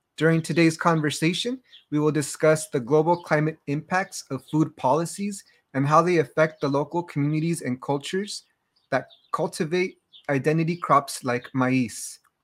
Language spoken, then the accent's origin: English; Los Angeles, California, United States; I grew up in Los Angeles and Baja California with roots in the Iberian Peninsula and across Central Mexico.